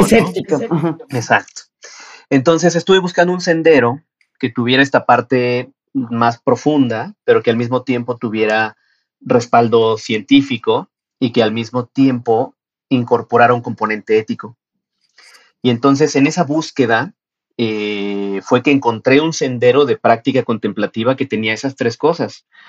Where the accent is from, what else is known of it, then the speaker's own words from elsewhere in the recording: Mexico; las condiciones de cómo lo tenía yo que estudiar aquí en mi país no eran tan fáciles. Tenía que ir a Ciudad de México